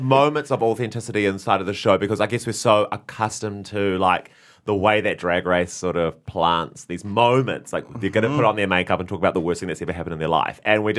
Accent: New Zealand; a New Zealander

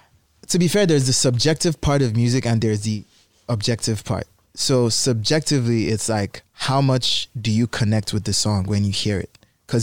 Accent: Nigeria; I'm actually not from South Africa. I'm actually Nigerian.

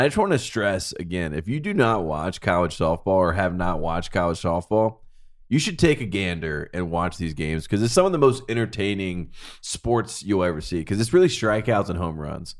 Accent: North Carolina, United States; I'm from North Carolina

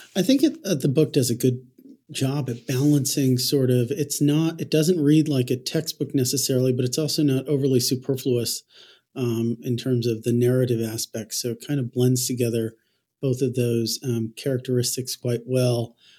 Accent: New Jersey, United States; accent: nasally Jersey; my nasally Jersey accent

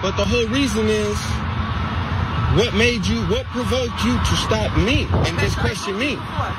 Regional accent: Phoenix, Arizona, United States; moved away; I'm from Phoenix. I'm here as an actor.

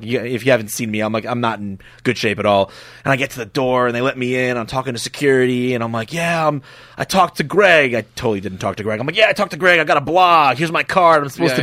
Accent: Nyack, New York, United States; I grew up in a small suburb called Nyack in Rockland County in New York

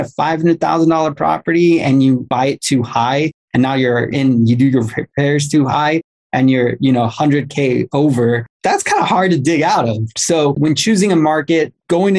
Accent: Los Angeles, California, United States; I'm from Los Angeles

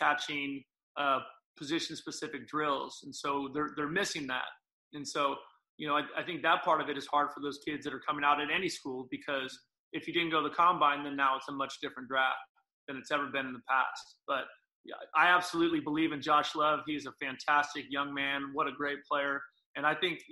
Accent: San Jose, California, United States; So I'm back home

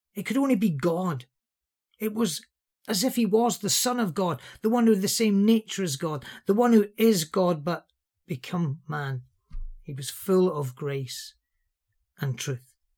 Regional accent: Liverpool, North West England, United Kingdom; I'm from Liverpool

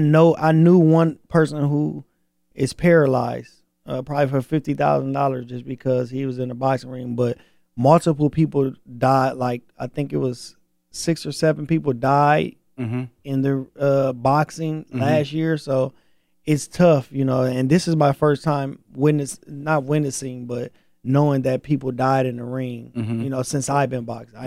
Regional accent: Flint, Michigan, United States; I'm from Flint. You know, I'm from Michigan.

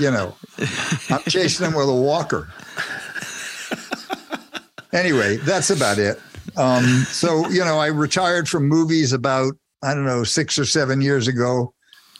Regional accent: New Jersey, United States; I grew up in New Jersey, about 30 minutes away from New York

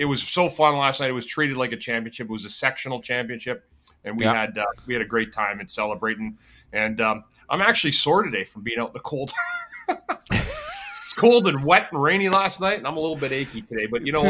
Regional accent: Canada; now in United States; I'm from Canada. I grew up in some cold ass weather.

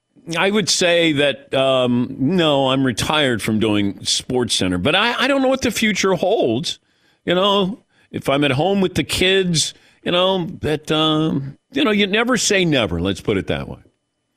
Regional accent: Ohio, United States; Although all these years, growing up in Ohio, I was in Kentucky for 2 years at Eastern Kentucky

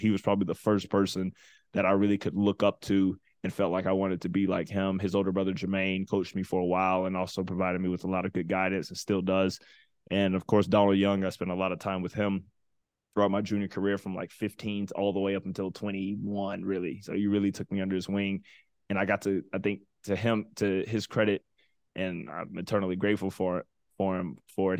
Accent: Atlanta, Georgia, United States; growing up in Atlanta

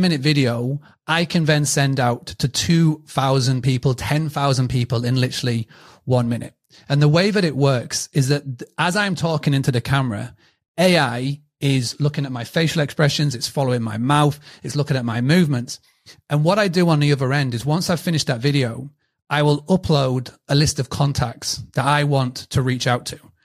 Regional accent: United Kingdom; accent: British; my British accent

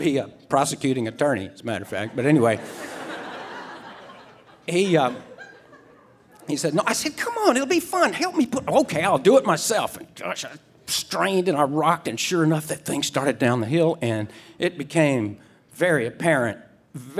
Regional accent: Mississippi Gulf Coast, United States; I grew up on the Mississippi Gulf Coast, which is really marshy and like mud puddle flat.

